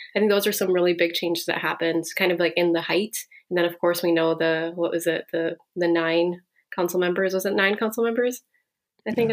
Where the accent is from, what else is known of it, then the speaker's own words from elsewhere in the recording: Minneapolis, Minnesota, United States; now in Chicago, United States; I'm here from Minneapolis